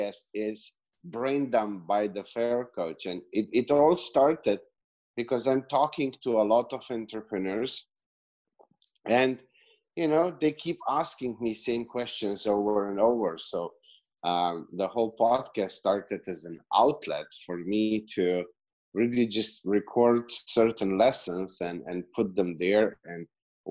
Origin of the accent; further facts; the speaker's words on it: Slovenia; accent: Eastern European; English is a second language; moved away as an adult; now in Serbia; I'm from Slovenia. I moved to Serbia 3 years ago